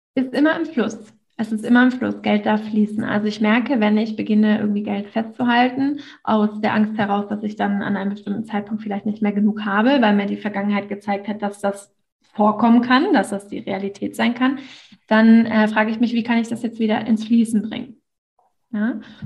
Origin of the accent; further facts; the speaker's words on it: Northern Germany, Germany; ich komme aus dem Norden von Deutschland, von einem kleinen Dörfchen